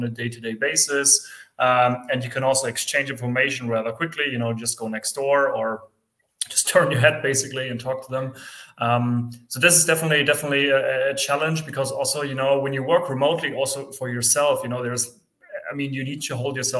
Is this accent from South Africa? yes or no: no; Germany; also born or lived in near Frankfurt; I am from Germany. I am based near Frankfurt